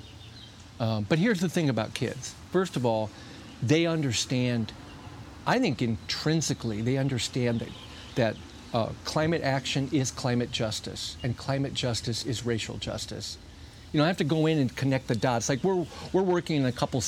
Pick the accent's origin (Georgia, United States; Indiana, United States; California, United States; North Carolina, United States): Indiana, United States; South Bend; I grew up in South Bend